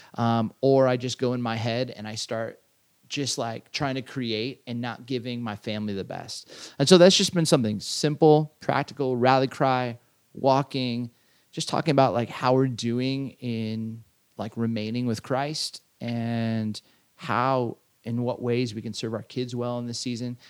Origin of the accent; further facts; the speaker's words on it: Southern California, United States; I grew up in Southern California